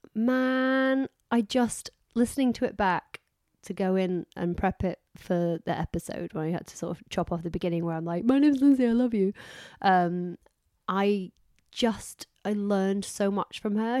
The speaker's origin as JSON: {"language": "English", "country": "United Kingdom", "said": "I'm British."}